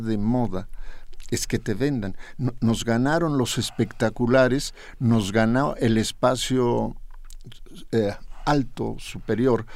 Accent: Mexico City, Mexico; also born or lived in Jalisco; un día llegamos a la Ciudad de México, yo era un jovencito de cinco años

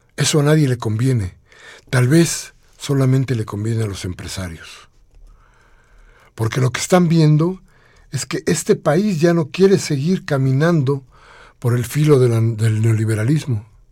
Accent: Mexico; nos manifestemos nosotros como mexicanos

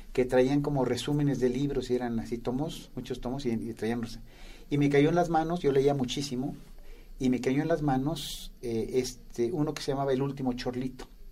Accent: Toluca, State of Mexico, Mexico; yo crecí en Toluca, cerca de la ciudad donde había una laguna

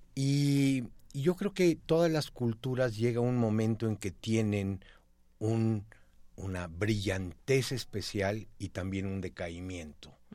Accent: Mexico; como mexicanos

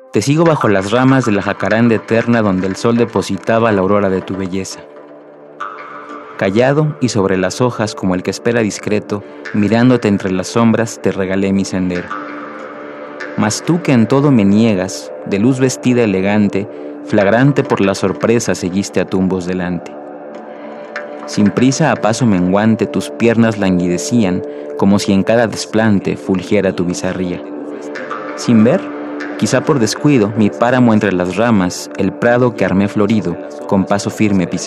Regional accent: Mexico City, Mexico; born there; nací en la Ciudad de México en el año de 1989.

